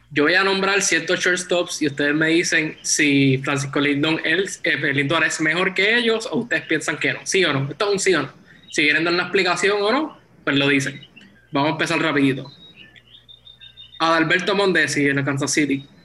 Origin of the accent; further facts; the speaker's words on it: Puerto Rico; Somos puertorriqueños, todos conocemos a los tres.